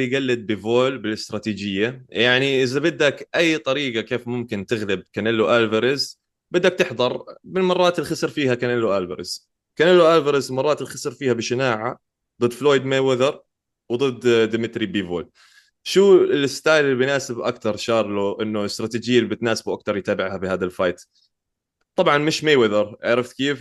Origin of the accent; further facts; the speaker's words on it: Jordan; عندنا بالأردن